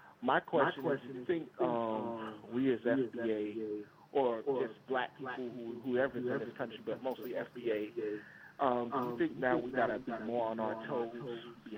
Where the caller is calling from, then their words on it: Wheaton, Maryland, United States; This is Brother …, Wheaton, Maryland.